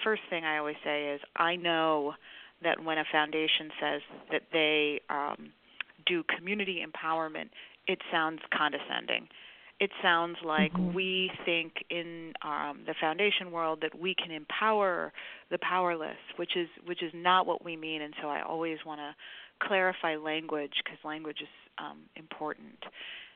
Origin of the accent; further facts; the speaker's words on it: Chicago, Illinois, United States; I'm a Chicagoan, grew up, born and raised on the South Side, grew up in Bronzeville and then in Hyde Park